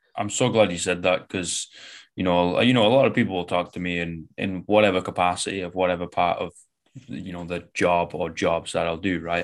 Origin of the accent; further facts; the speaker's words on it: Manchester, North West England, United Kingdom; I'm from Manchester, like, northwest of England.